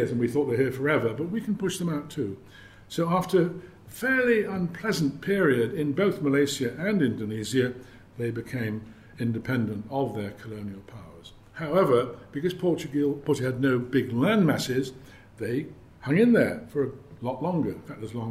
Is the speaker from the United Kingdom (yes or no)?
yes; United Kingdom; being British